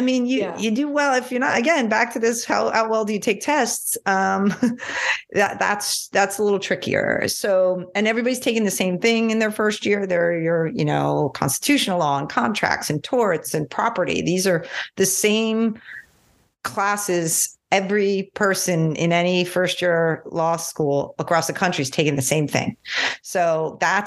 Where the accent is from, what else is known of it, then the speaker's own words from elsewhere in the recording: New York, United States; I'm from New York